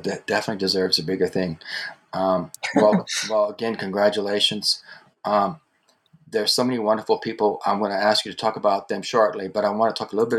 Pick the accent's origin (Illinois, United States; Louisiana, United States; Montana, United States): Louisiana, United States; New Orleans; I grew up in Louisiana. And the culture shifts from region to region in the country, but it happens every single place. I want to tell you, when I moved from New Orleans to New York